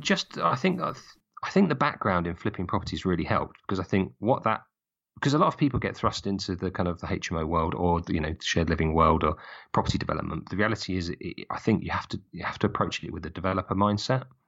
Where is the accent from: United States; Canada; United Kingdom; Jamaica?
United Kingdom; just outside Brighton and Hove, South East England; I grew up just outside Brighton and Hove.